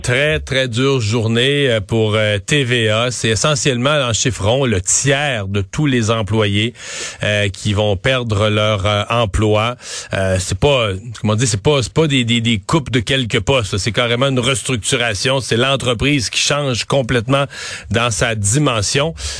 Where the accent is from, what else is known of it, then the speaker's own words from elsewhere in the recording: Quebec, Canada; On est ici, sur le coin du continent. On est 7 millions, même pas tout à fait, à parler français